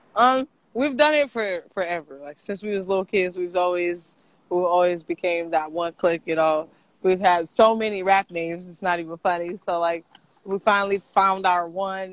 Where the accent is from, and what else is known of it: Portland, United States; born or raised there; also born or lived in Los Angeles